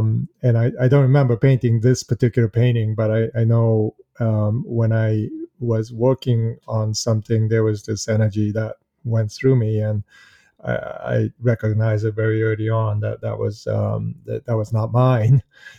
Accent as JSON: {"language": "English", "town": "Kamakura", "region": "Kanagawa", "country": "Japan", "tie": "born or raised there", "also_born_or_lived": "Boston, United States", "said": "I was born in Boston, but spent considerable amount of time in Japan, in Kamakura, where a lot of Buddhist temples are, actually."}